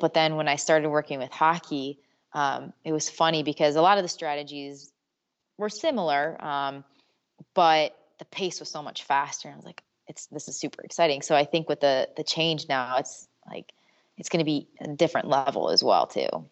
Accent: Michigan, United States; also born or lived in Syracuse; I'm originally from Michigan

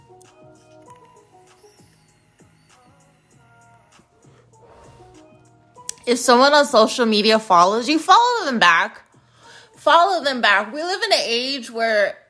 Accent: United States; being an American

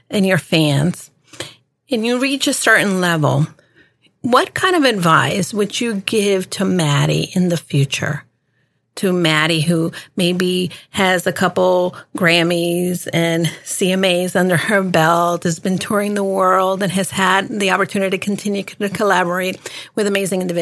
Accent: Miami, Florida, United States; also born or lived in New York; now in Washington, United States; city girl, you know, between Miami and New York and now in DC.

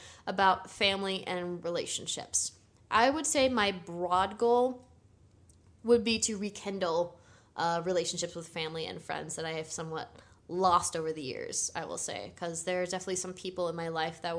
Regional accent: Connecticut, United States; moved away; another friend that I grew up with in Connecticut, where I'm from

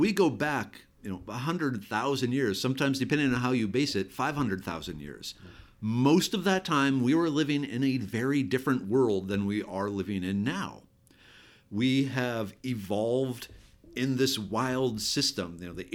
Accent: Minnesota, United States; moved away as an adult; now in Texas, United States; I actually grew up in Minnesota. I did not move to Texas until 1997 after I finished grad school.

